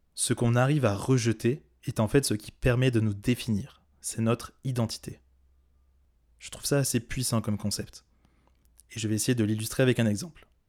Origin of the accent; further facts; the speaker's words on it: Corrèze, Nouvelle-Aquitaine, France; moved away; Je t'enregistre cet épisode depuis mon pays natal puisque je suis retourné en Corrèze